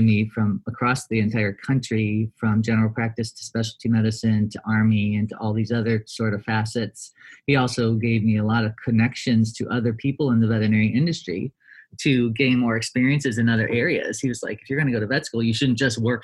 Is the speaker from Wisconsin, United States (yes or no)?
no; Ohio, United States; moved away as an adult; now in Davis, United States; come back to Ohio, do an opto residency and take over my boss's ophthalmology practice in my hometown